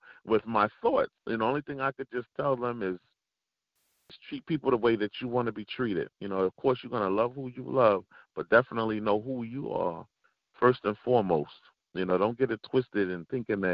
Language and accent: English; New York City, New York, United States; growing up in Bed-Stuy